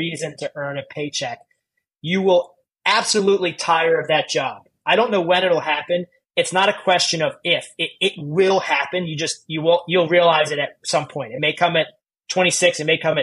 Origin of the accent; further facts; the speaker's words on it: United States; moved away as an adult; also born or lived in New York; as an American